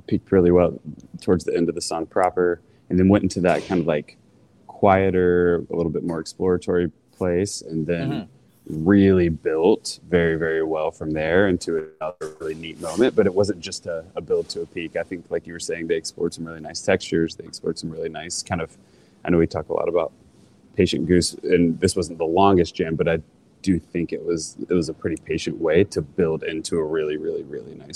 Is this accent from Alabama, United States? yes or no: yes; Alabama, United States; I grew up in Alabama in the early 90s